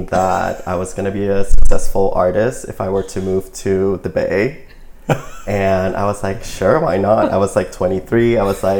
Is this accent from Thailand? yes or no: yes; Bangkok, Thailand; moved away as an adult; now in Oakland, United States; So I moved to Oakland 7 years ago, and before that I was born and raised in Bangkok, Thailand.